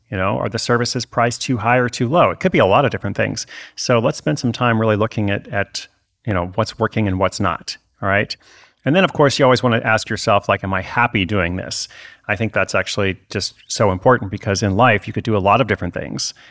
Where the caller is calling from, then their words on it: Boston, Massachusetts, United States; Hey Chris … I'm from Boston.